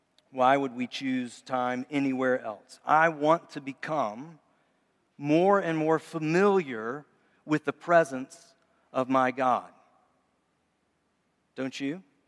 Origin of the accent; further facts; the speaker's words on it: Memphis, Tennessee, United States; I grew up lived in Memphis for a long time, so I always think Elvis gives hope.